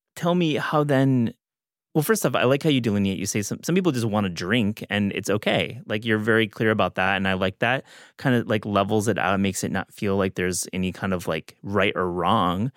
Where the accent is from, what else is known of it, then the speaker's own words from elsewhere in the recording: West Michigan, United States; I grew up in West Michigan, there's plenty of vineyards there